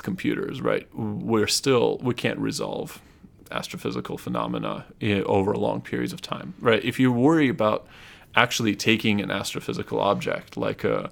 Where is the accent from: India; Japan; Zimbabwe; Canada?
Japan; moved away; also born or lived in Russia; I'm originally Russian. And I grew up in Japan